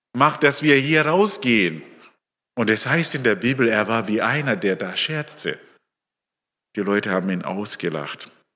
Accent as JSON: {"language": "German", "country": "Zimbabwe", "also_born_or_lived": "Leonberg, Germany", "moved": "yes", "lives_now": "Höchstadt an der Aisch, Germany", "said": "Ich komme ursprünglich aus Simbabwe."}